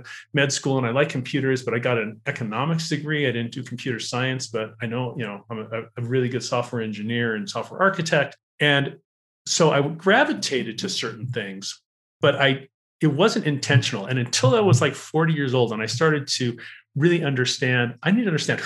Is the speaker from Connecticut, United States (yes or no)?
no; Los Angeles, California, United States; born and bred in Los Angeles, California